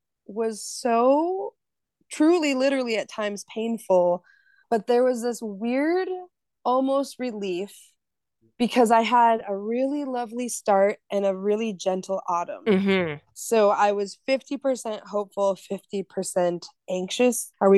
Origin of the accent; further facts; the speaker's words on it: Minnesota, United States; And I mean, like, I'm from Northern Minnesota, you're up in Alaska.